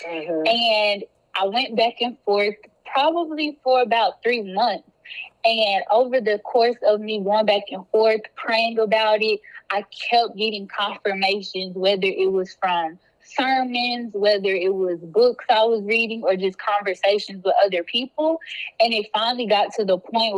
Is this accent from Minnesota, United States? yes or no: no; Duncanville, Texas, United States; also born or lived in Louisiana; I grew up in Duncanville, which is a suburb of Dallas